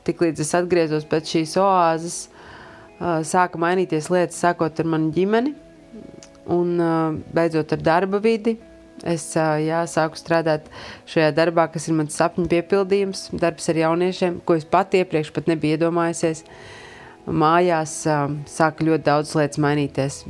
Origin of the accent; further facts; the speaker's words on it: Iecava, Latvia; Esmu no Iecavas